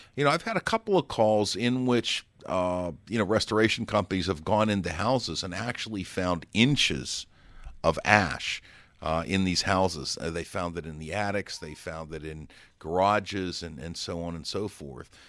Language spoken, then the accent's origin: English; Pittsburgh, Pennsylvania, United States; I'm from Pittsburgh, Pennsylvania, and most of the houses there would be brick construction